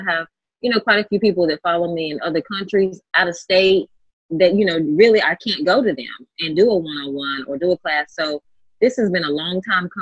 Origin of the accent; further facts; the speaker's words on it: North Carolina, United States; now in Los Angeles, United States; I'm actually from North Carolina, a little small town in North Carolina where I'm from